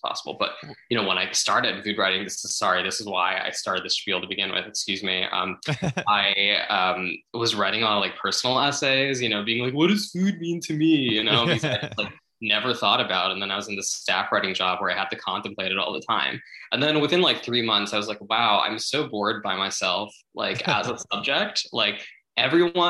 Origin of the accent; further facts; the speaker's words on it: New Jersey, United States; growing up in Jersey or whatever in the suburbs